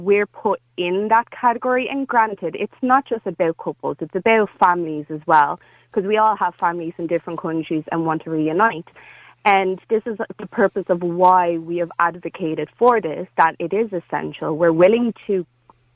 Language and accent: English; Dublin, Leinster, Ireland; I'm from Dublin. I'm from Dublin